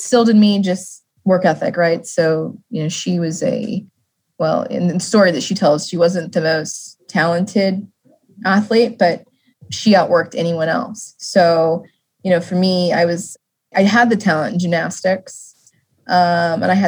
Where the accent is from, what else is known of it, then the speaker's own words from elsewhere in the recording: Las Vegas, Nevada, United States; growing up in Vegas